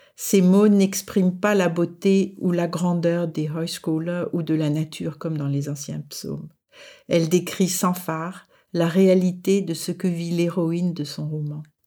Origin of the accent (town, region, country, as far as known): France; moved away as an adult; now in Denmark